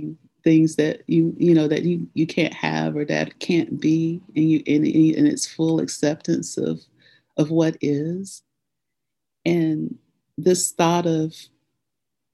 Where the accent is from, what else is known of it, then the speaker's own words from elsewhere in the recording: Nashville, Tennessee, United States; I grew up in Nashville, Tennessee